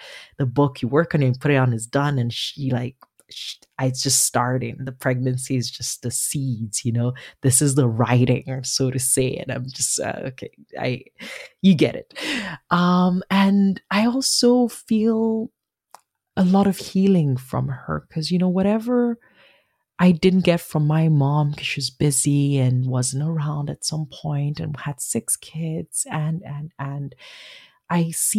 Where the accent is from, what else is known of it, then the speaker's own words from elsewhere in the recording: Nigeria; accent: Nigerian; That's my Nigerian accent, which is different from my Igbo accent, which is a little girl growing up. It's what I speak with my family.